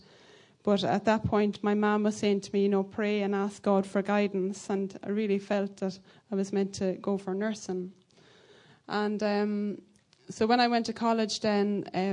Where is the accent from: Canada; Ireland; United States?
Ireland; County Laois, Leinster; accent: Irish; I'm from County Laois in Ireland. You can probably tell by my accent.